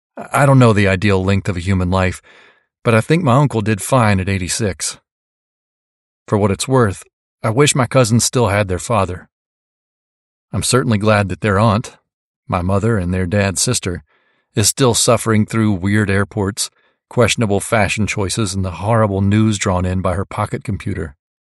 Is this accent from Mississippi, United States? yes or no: yes; Mississippi, United States; now in Marin County, California, United States; I come from Mississippi. I invoke my Mississippi heritage